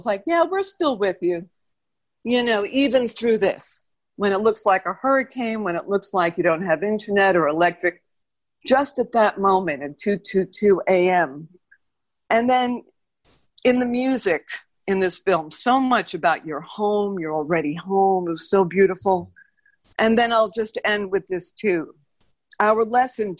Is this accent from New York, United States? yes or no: yes; New York City, New York, United States; I'm from New York City and I was a dancer